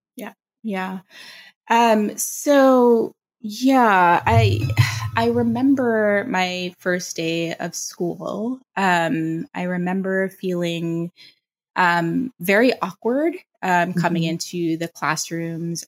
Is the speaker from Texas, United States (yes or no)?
no; New York City, New York, United States; also born or lived in Long Island, New York; I am a native New Yorker. I grew up in the Bronx. I was born there and was there for about 10 years until my family moved us to the suburbs of Long Island.